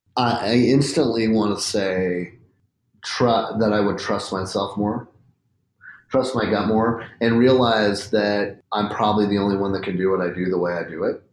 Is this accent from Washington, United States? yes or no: yes; Spokane, Washington, United States; born or raised there